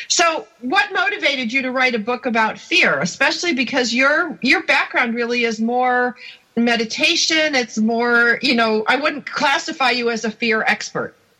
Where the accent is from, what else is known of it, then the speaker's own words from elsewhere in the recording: outside of Buffalo, New York, United States; I grew up outside of Buffalo